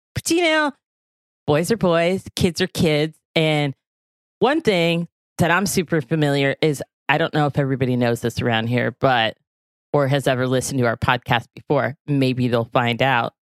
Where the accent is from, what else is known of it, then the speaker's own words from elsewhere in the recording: the South, United States; moved away; I grew up in the South